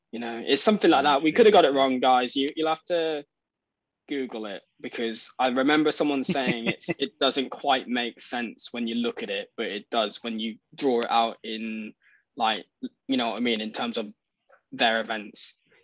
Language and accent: English; United Kingdom; I think EP120, because I'm British.